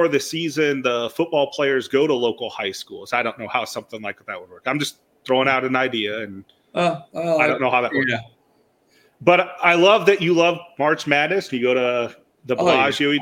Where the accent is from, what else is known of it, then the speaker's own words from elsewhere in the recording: Fort Madison, Iowa, United States; I'm from Fort Madison, small town Iowa